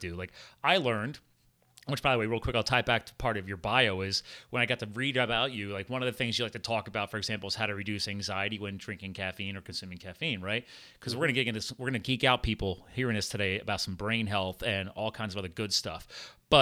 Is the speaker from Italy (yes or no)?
no; United States; I was born in the USA, so I'm American